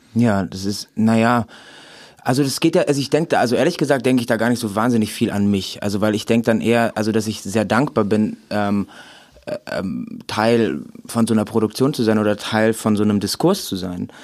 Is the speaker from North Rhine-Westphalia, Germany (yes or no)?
yes; Remscheid, North Rhine-Westphalia, Germany; ich komme aus Remscheid